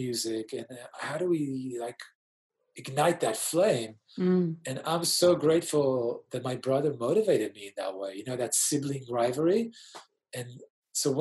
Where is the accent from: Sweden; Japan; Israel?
Israel; moved away as an adult; also born or lived in Sydney, Australia / Europe / New York City, United States; now in Australia; I was born in Sydney to Israeli parents in the late 70s